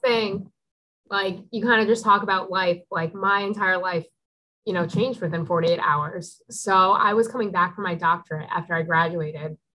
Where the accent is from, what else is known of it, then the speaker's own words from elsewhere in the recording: Newtown, Connecticut, United States; I grew up in Newtown, Connecticut